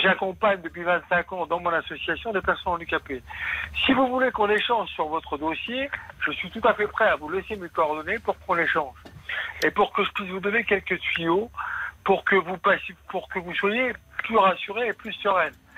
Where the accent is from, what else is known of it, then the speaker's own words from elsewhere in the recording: Nancy, Grand Est, France; now in Caen, France; Je suis né à Nancy et j'ai vécu à Nancy